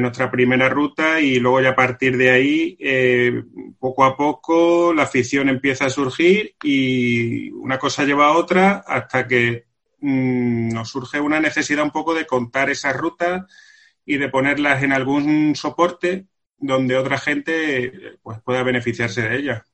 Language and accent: Spanish; Villafranca de los Barros, Extremadura, Spain; somos dos extremeños y creo que eso ahora mismo, en este caso, nos define especialmente porque somos en concreto de Villafranca de los Barros